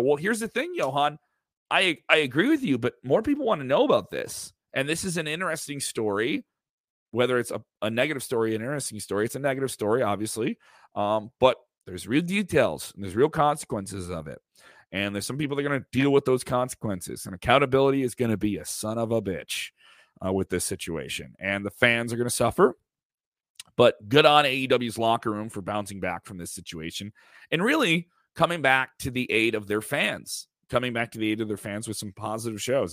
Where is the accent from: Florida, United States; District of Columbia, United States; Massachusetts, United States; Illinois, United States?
Illinois, United States; Chicago; I'm from Chicago